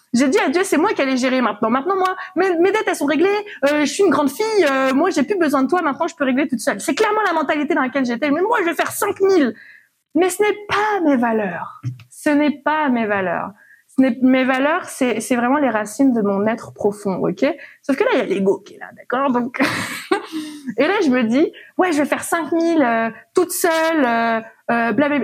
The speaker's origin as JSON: {"language": "French", "country": "Réunion", "moved": "yes", "said": "Je suis à plus de 6 000 kilomètres de, de mon pays d'origine. J'ai quitté la Réunion"}